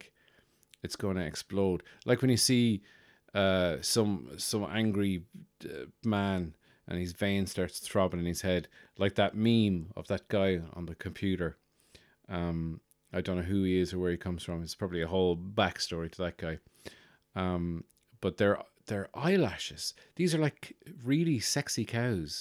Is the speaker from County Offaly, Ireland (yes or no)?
yes; Birr, County Offaly, Ireland; moved away; my hometown in Burr County Offaly